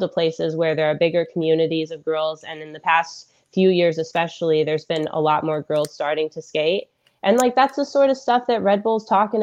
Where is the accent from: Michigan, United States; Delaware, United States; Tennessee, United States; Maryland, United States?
Michigan, United States; Kalamazoo; I'm from Kalamazoo